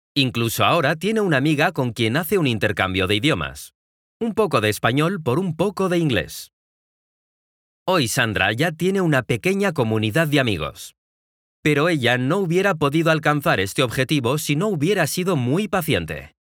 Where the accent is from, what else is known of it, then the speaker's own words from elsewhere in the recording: Mexico; soy de México